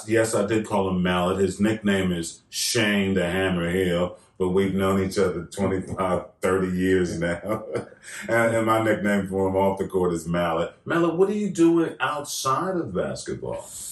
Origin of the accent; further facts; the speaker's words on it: United States; being an American